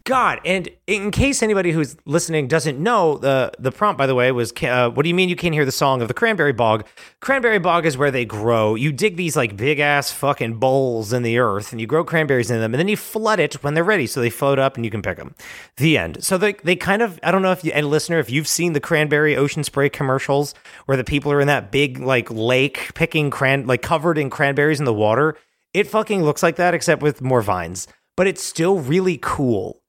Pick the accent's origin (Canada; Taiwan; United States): United States; New Jersey; South Jersey, it is where you and I hail from